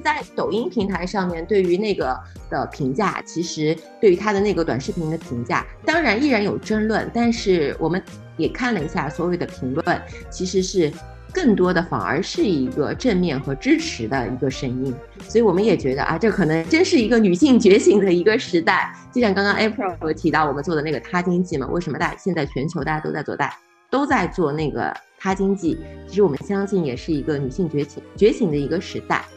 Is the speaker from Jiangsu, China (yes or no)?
no; Shanghai, China; 我是上海人